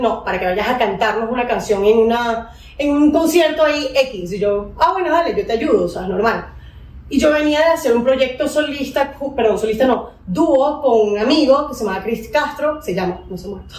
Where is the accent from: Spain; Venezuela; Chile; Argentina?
Venezuela; now in Colombia; soy venezolana también. Me vine a Colombia hace unos 15 años a estudiar